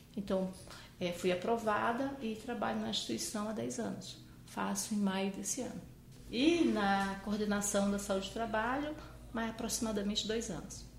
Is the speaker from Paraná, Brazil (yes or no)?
no; Manaus, Amazonas, Brazil; moved away as an adult; now in São Paulo, Brazil; Eu nasci em Manaus, né? Manaus é a capital do estado do Amazonas, região norte do país.